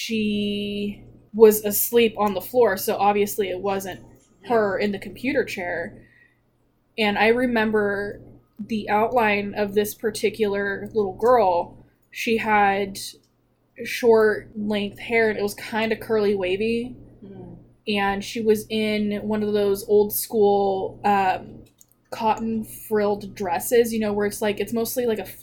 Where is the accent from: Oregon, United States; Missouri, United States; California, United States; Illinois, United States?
California, United States; Paradise; we were living in Paradise, California